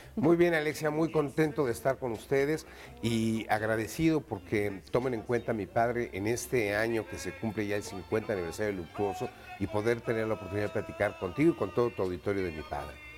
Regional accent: Mexico; como mexicanos

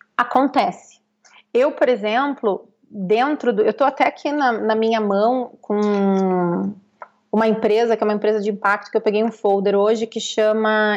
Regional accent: Pelotas, Rio Grande do Sul, Brazil; moved away as an adult; now in São Paulo, Brazil; eu vim de uma periferia de Pelotas

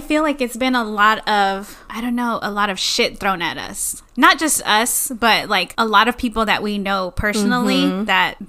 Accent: Texas, United States; I'm a single 30-something woman born and raised in Texas

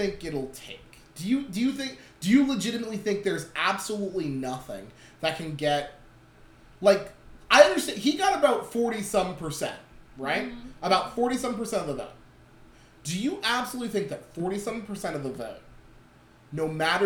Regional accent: Schuylkill County, Pennsylvania, United States; I grew up in Schuylkill County

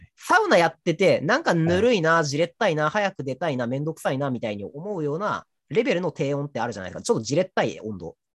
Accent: Toyama, Japan; 僕は、あの、地元が富山県なので

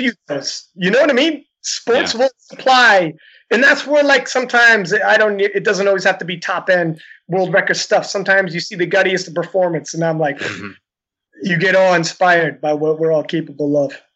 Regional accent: Canada; I'm Canadian

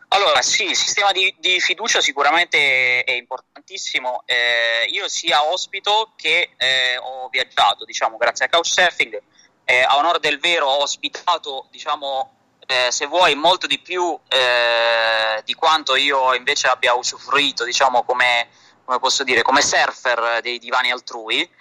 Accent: Bari, Apulia, Italy; sono un barese

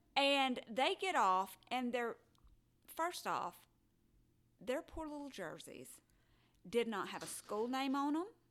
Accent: Alabama, United States; I was born in Alabama.

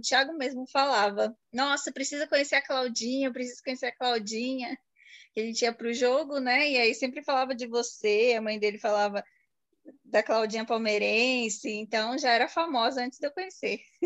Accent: Guaratinguetá, São Paulo, Brazil; E eu nasci aqui, depois morei quatro anos em São Paulo e voltei para Guará

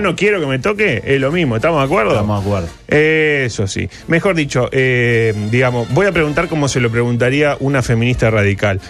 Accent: Uruguay; somos uruguayos

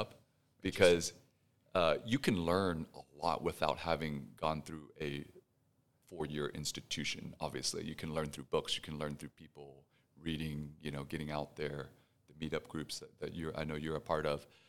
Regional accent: Houston, Texas, United States; also born or lived in Pasadena, Texas; now in Dallas, United States; born and raised in Houston, my parents, uh, fled Vietnam right after the war

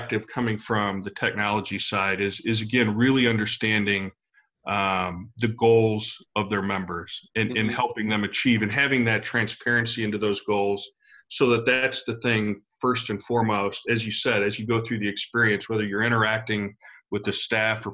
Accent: United States; moved away as an adult; also born or lived in Texas / Louisiana; now in St. Louis, United States; I am a transplant. I grew up in Texas in Louisiana.

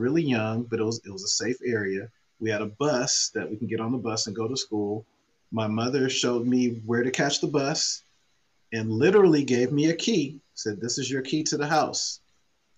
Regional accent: Oakland, California, United States; I grew up in Oakland Hills, which is a very nice area

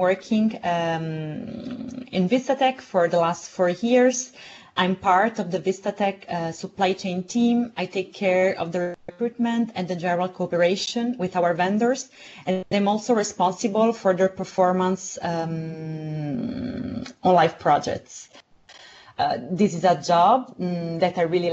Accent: Southern Italy, Italy; now in Rome, Italy; my hometown in the south of Italy

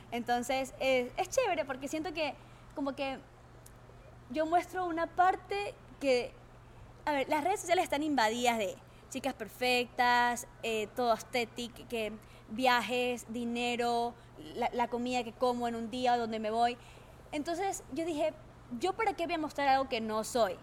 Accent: Bahía de Caráquez, Manabí, Ecuador; also born or lived in Calceta, Ecuador; Yo nací en Calceta, pero yo soy yo viví toda mi vida casi en Bahía de Caracas.

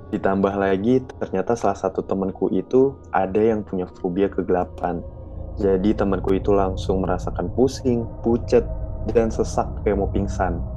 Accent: Yogyakarta, Special Region of Yogyakarta, Indonesia; For your info, aku adalah orang Jogja asli dan sekolahku pun ada di Jogja.

